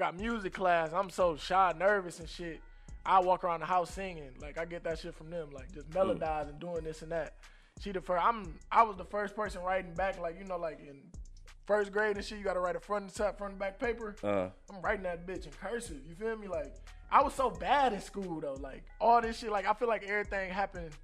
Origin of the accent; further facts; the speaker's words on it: Saginaw, Michigan, United States; born and raised in Saginaw